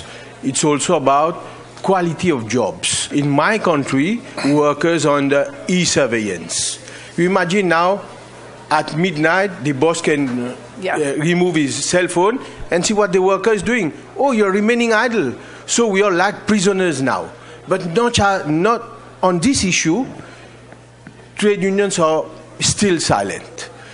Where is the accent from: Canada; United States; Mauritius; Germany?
Mauritius; from Mauritius.